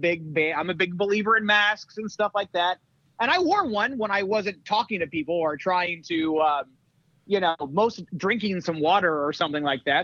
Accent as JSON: {"language": "English", "region": "Indiana", "country": "United States", "tie": "born or raised there", "said": "near my hometown."}